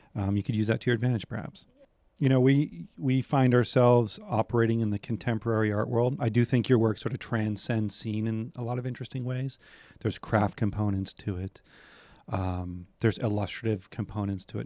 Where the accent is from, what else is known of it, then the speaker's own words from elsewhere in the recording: New Hampshire, United States; I'm from New Hampshire